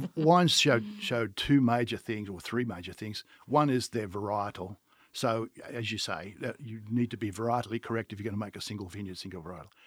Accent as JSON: {"language": "English", "country": "Australia", "accent": "Australian", "moved": "as an adult", "lives_now": "United States", "said": "as you can tell by my accent, I am Australian, and I come from an Australian winemaking family"}